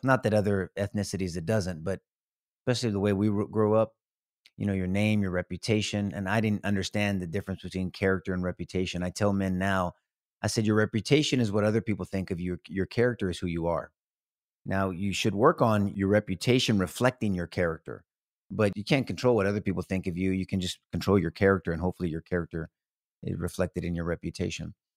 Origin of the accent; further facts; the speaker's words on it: San Antonio, Texas, United States; San Antonio, all my life, homegrown